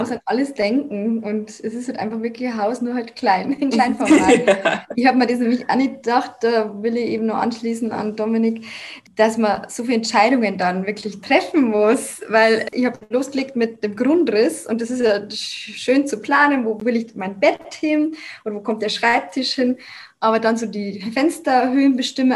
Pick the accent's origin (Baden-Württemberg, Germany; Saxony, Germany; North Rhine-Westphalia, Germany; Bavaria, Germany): Bavaria, Germany; Lower; moved away as an adult; also born or lived in Munich; meine Heimat angegeben, weil es wäre ja dann Niederbayern gewesen